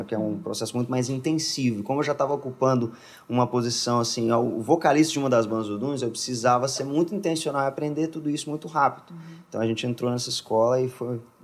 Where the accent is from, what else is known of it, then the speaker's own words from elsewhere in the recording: Minas Gerais, Brazil; moved away as an adult; also born or lived in Contagem, Minas Gerais; now in São Paulo, Brazil; sou de Minas, Minas Gerais